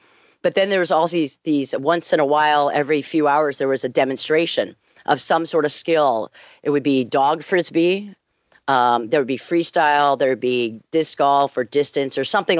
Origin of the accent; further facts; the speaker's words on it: Arlington, Virginia, United States; moved away; because I'm from Arlington, Virginia originally